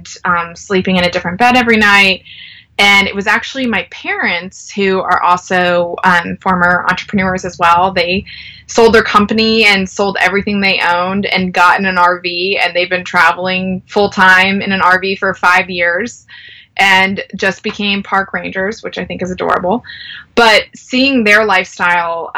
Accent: North Carolina, United States; I am from North Carolina

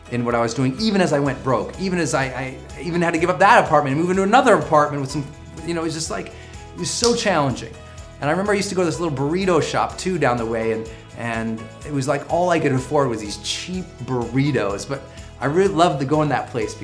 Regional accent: Montana, United States; moved away as an adult; also born or lived in San Francisco; I'm from Montana, we use duct tape on everything

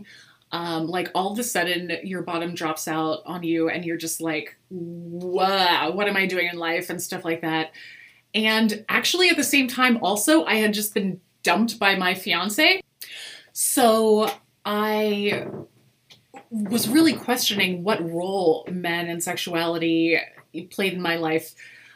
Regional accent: East Coast, United States; I was born on the East Coast in a very conservative evangelical

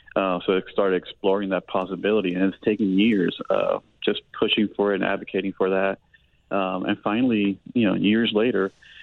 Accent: Miami, Florida, United States; moved away; also born or lived in New York; I'm from Miami. I grew up in Miami. I was born in New York.

